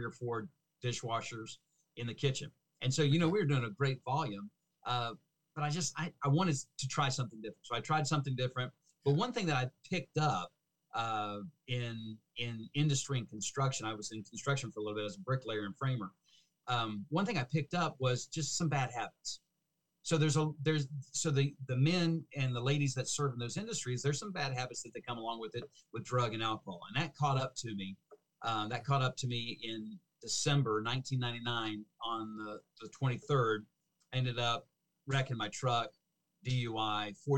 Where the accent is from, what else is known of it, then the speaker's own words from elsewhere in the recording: Cincinnati, Ohio, United States; also born or lived in Fort Worth, Texas / Seattle, Washington; I grew up in Cincinnati, Ohio